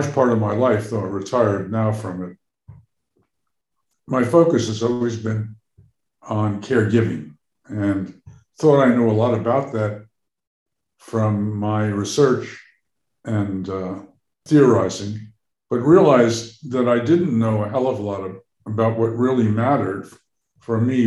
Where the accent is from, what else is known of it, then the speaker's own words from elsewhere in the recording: New York, United States; moved away as an adult; also born or lived in Boston; now in Cambridge, United States; I grew up in New York, and many of my interests are those that came out of being a New Yorker.